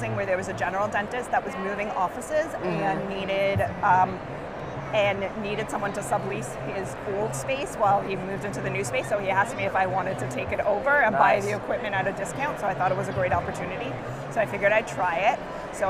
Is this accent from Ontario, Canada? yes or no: yes; Toronto, Ontario, Canada; moved away; Born and raised